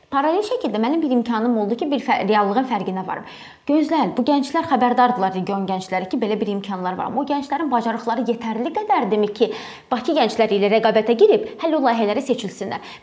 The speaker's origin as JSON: {"language": "Azerbaijani", "region": "Ganja", "country": "Azerbaijan", "moved": "yes", "lives_now": "Baku, Azerbaijan", "said": "mən Gəncədənəm, gəlib Bakıda hə. yaşayıram, amma mən Gəncəliləri unutmuram"}